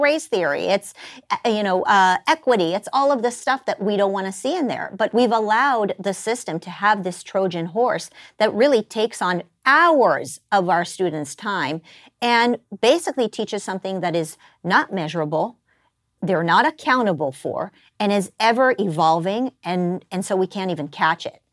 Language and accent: English; Israel; moved away as an adult; now in United States; I was born in the United States, but then I was raised in Israel